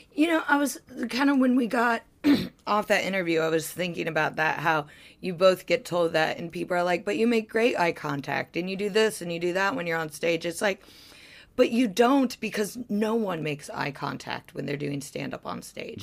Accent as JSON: {"language": "English", "region": "Ohio", "country": "United States", "tie": "born or raised there", "moved": "yes", "said": "I grew up in Ohio"}